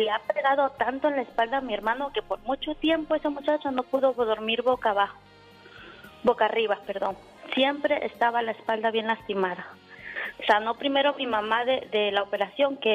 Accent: Guerrero, Mexico; yo tengo un hermano, soy de Guerrero.

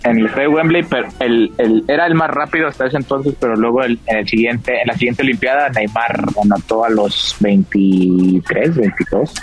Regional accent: Mexico; como mexicano

